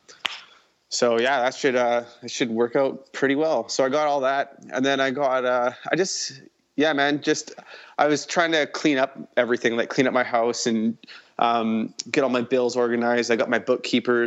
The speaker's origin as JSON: {"language": "English", "town": "Chilliwack", "region": "British Columbia", "country": "Canada", "said": "I'm from Chilliwack, BC. It's about an hour outside of Vancouver"}